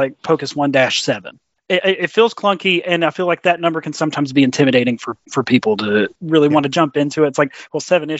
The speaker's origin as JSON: {"language": "English", "region": "West Virginia", "country": "United States", "said": "we're from West Virginia, so we're just hicks"}